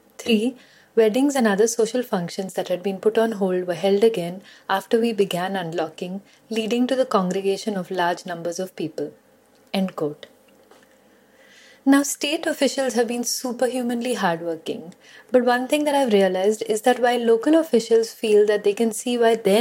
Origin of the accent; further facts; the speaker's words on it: Pune, Maharashtra, India; I'm from Pune